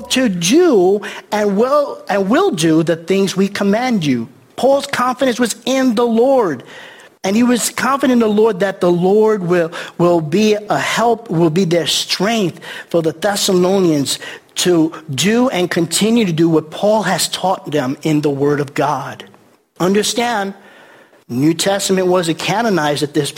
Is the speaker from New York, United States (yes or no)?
yes; New York City, New York, United States; moved away; also born or lived in Milford, Pennsylvania; I'm from New York City